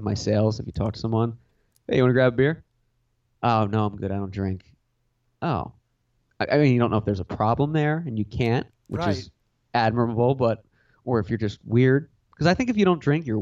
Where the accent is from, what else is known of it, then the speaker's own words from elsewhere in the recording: United States; I'm an American.